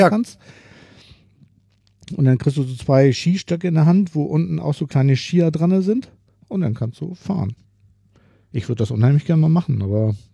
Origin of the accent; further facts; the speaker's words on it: Berlin, Germany; als, als Berliner kann ich ja nicht